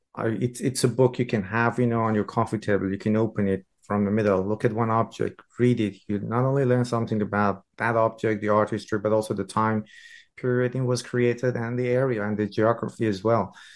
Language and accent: English; Iran; I'm from Iran